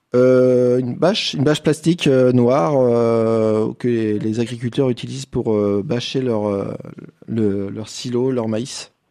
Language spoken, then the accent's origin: French; Ardèche, Auvergne-Rhône-Alpes, France; chez nous en Ardèche.